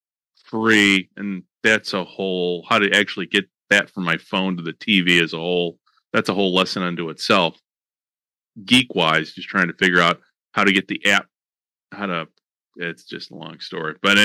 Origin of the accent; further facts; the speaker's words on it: United States; moved away as an adult; now in Japan; I'm speaking as an American.